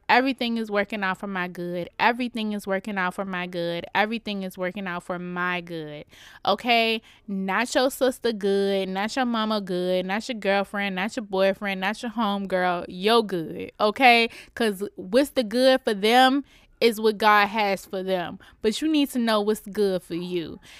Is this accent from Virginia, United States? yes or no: yes; Richmond, Virginia, United States; I'm coming to y'all straight outta Richmond, Virginia, my hometown